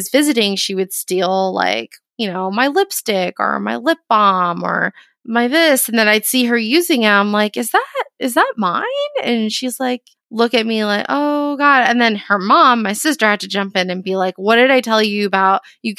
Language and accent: English; Florida, United States; I was raised in Florida.